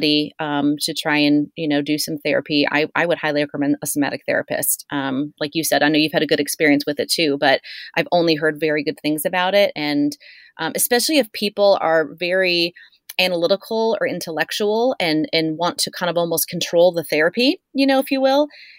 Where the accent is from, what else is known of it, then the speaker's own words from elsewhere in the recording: Encinitas, California, United States; we're both from Encinitas. We both grew up in North County, San Diego